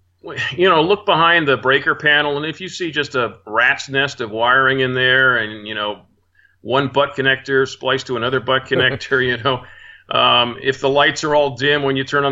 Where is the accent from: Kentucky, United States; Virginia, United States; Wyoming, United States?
Virginia, United States; Arlington; moved away; I'm from Arlington, Virginia